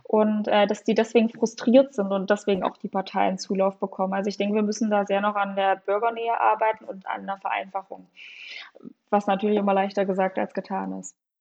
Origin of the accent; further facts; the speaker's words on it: Saxony-Anhalt, Germany; now in Jena, Germany; ich wohne zwar jetzt in Jena, deswegen kenne ich die Unterschiede auch so gut, aber ich komme zwar aus Sachsen-Anhalt, aber das ist mit Thüringen da relativ vergleichbar, total aus dem ländlichen Raum